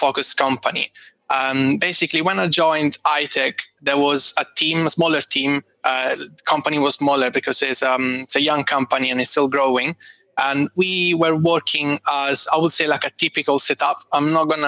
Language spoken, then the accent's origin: English; Italy; moved away as an adult; also born or lived in Rome / Dublin; now in London, United Kingdom; I'm Italian